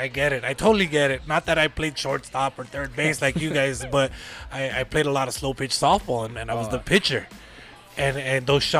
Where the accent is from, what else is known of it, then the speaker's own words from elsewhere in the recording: Lordsburg, New Mexico, United States; now in Las Cruces, United States; I grew up in Lordsburg. You know, it kind of tighter knit, you know, small town people.